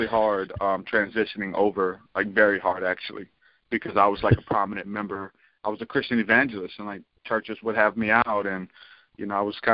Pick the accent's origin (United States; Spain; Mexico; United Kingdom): United States; New Orleans, Louisiana; now in Alabama, United States; I'm actually from New Orleans, but I've been here since like 2000 for good